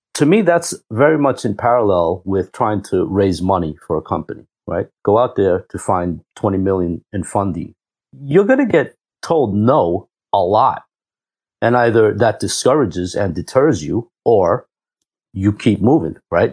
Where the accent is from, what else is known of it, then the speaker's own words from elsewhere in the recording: New York City, New York, United States; also born or lived in Cuba; So, I'm from Cuba, uh, born there and raised in New York. Queens, New York.